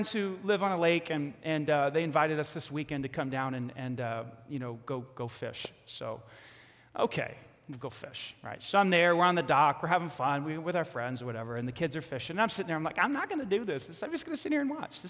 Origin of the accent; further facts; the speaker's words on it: New York City, New York, United States; I grew up in Staten Island, New York.